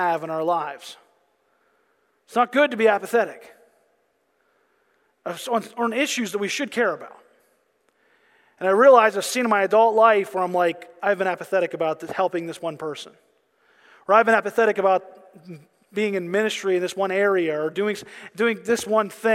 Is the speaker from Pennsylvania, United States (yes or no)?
yes; Pennsylvania, United States; I'm from Pennsylvania